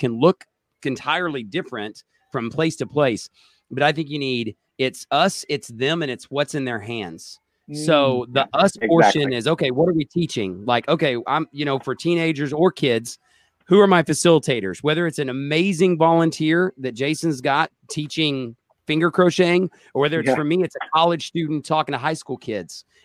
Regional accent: Oklahoma, United States; I'm from Oklahoma.

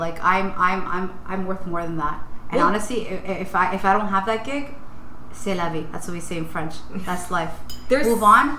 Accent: Ecuador; I'm just a girl that was raised on Glen Park. I'm a girl from Ecuador. I know where I'm from.

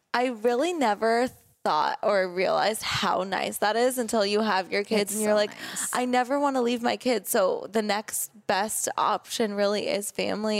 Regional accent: Laguna Beach, California, United States; I grew up in Laguna

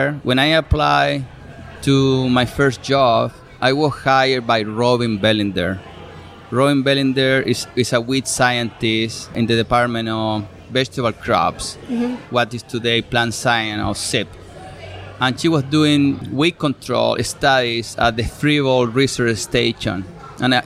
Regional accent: Chile; English is a second language; moved away as an adult; now in New York, United States; I am originally from Chile

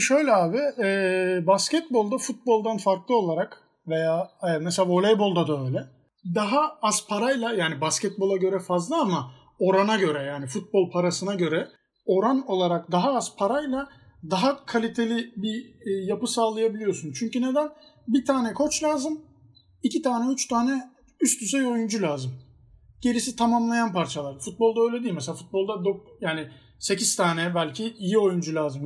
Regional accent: Trabzon, Turkey; ben de Trabzonluyum. Yani Fenerbahçeliyim ama Trabzonluyum.

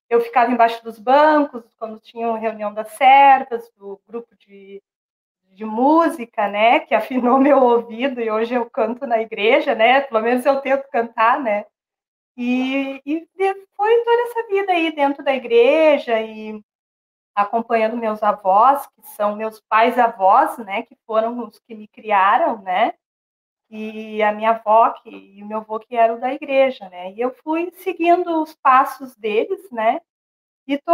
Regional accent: Canoas, Rio Grande do Sul, Brazil; eu nasci em Canoas, né? Sou de Canoas mesmo.

